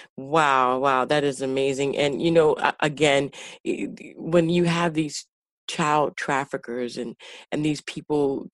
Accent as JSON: {"language": "English", "town": "Chicago", "region": "Illinois", "country": "United States", "tie": "born or raised there", "said": "I'm from Chicago, all right?"}